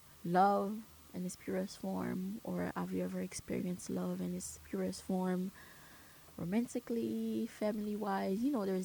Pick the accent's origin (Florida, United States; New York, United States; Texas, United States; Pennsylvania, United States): New York, United States; New York City; also born or lived in Caribbean; I'm from Brooklyn, and my school is in Brooklyn